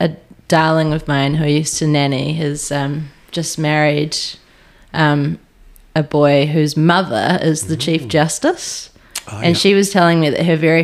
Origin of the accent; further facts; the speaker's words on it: Auckland, New Zealand; I grew up in Tamaki Makaurau, Auckland, in Ponsonby